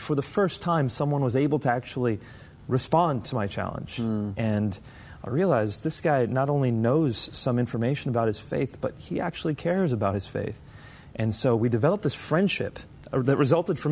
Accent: United States; my parents are from Pakistan. I was born and raised in the States

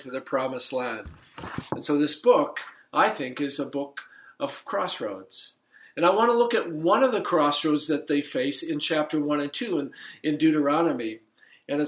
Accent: Surrey, British Columbia, Canada; moved away as an adult; also born or lived in Saskatoon / Strathmore, Alberta; now in Grand Rapids, United States; I'm a Canadian. I grew up on the West Coast in Surrey

